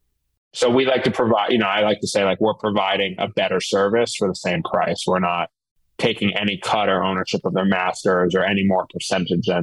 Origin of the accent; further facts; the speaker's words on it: New York City, New York, United States; now in Philadelphia, United States; I grew up in New York City